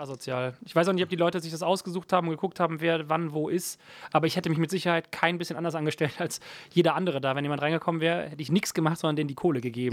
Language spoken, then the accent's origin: German; Ruppichteroth, North Rhine-Westphalia, Germany; also born or lived in Berlin; bei uns zu Hause in Schönenberg